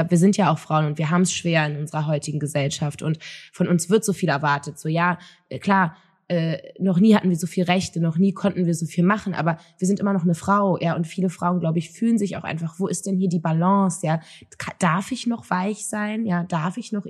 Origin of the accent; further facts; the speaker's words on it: Germany; ich bin auch in Deutschland groß geworden